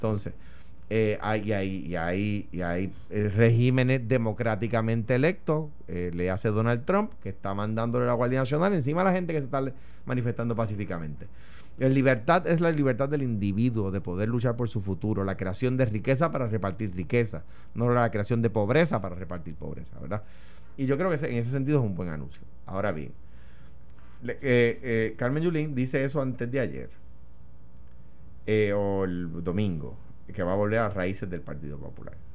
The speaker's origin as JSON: {"language": "Spanish", "town": "Guaynabo", "country": "Puerto Rico", "said": "en Guaynabo, de donde yo soy en el campo"}